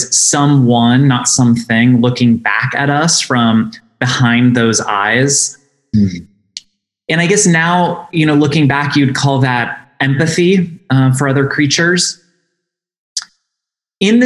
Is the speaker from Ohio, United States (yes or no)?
yes; St. Paris, Ohio, United States; our little village of St. Paris, Ohio, population of less than 2,000 people. And like most people who grew up in rural environments